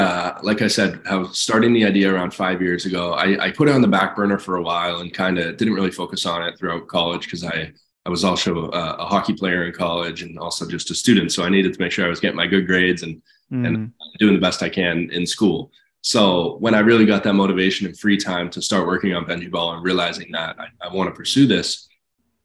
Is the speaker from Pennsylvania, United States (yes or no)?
no; Massachusetts, United States; my home state of Massachusetts